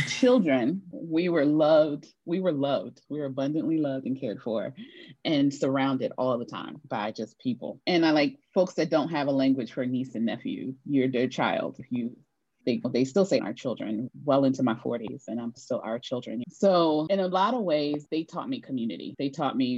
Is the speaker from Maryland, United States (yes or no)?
yes; Prince George's County, DC area, Maryland, United States; also born or lived in New York; I grew up in a community of immigrants from Sierra Leone in the DC area